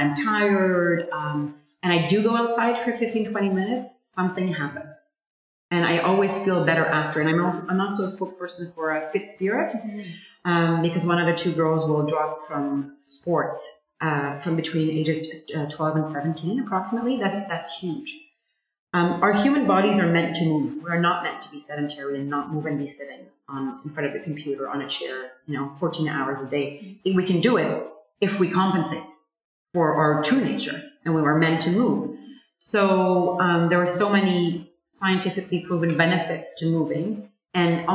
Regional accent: Montreal, Quebec, Canada; also born or lived in Sainte-Adèle, Quebec; now in Ottawa, Canada; I'm a Montrealer, and I'm used to a bigger city, but I grew up in the Laurentians

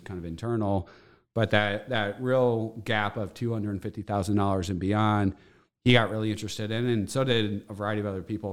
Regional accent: St. Louis, Missouri, United States; I grew up in Saint Louis. We had a family of eight, grew up in Bridgeton.

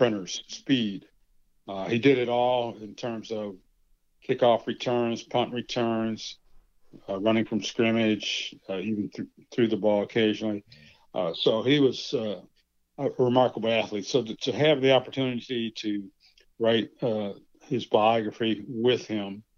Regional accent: Gary, Indiana, United States; growing up in Gary, Indiana

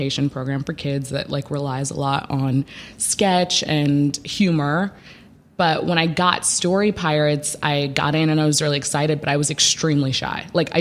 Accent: St. Louis, Missouri, United States; also born or lived in Chicago, Illinois; mostly grew up in St. Louis

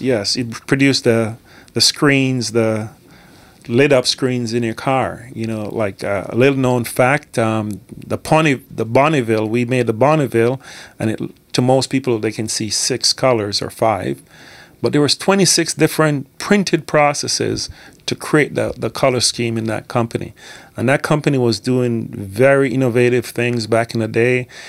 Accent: Scotland, United Kingdom; also born or lived in Jamaica; I was born in Jamaica, but I grew up in Scotland. I went to school in Scotland.

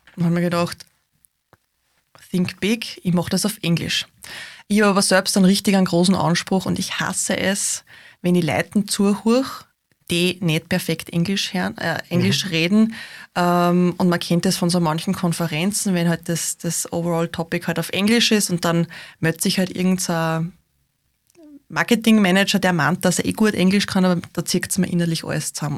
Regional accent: Austria; wie lässig Österreich ist, wie lässig unsere Heimat ist

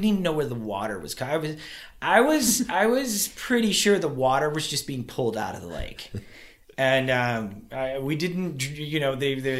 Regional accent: Kentucky, United States; So I'm originally from Kentucky, so okay, I recognize cool. the accent very well.

